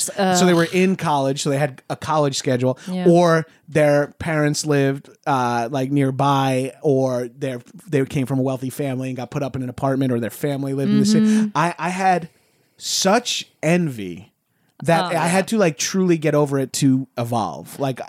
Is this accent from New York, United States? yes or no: yes; Long Island, New York, United States; I came from like a poor family, so I'm from Long Island